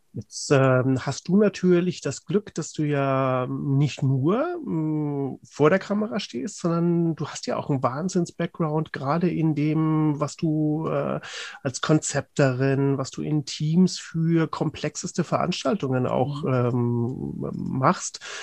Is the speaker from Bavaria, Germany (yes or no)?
no; Cologne, North Rhine-Westphalia, Germany; als Kölner